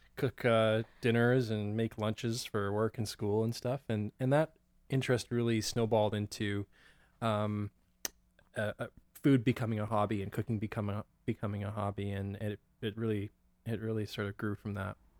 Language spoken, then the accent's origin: English; Abbotsford, British Columbia, Canada; also born or lived in Ottawa / Kelowna / Vancouver; grew up in Abbotsford. Yeah. Originally, um, I was born in Ottawa. My parents moved from Ottawa to Kelowna for a few years uh, for my dad's job, and then uh, we moved to Abbotsford when I was seven